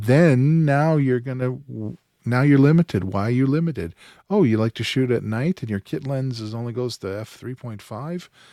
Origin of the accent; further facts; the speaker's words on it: Outlook, Saskatchewan, Canada; moved away; also born or lived in New York; My hometown is in there, Outlook, Saskatchewan.